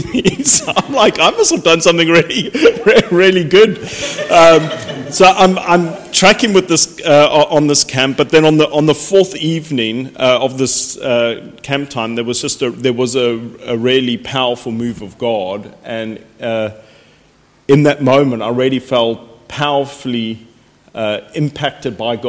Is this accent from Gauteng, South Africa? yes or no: no; Cape Town, Western Cape, South Africa; now in United Kingdom; I grew up in Cape Town, South Africa, was brought up in a non-Christian home